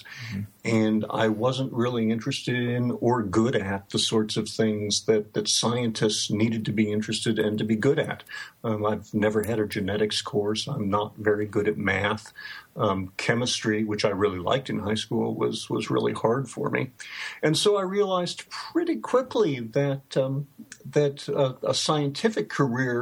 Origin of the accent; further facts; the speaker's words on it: Bellevue, Nebraska, United States; moved away as an adult; now in Bloomfield, United States; But I grew up and lived in Bellevue, Nebraska, which back then was about 10 miles south of Omaha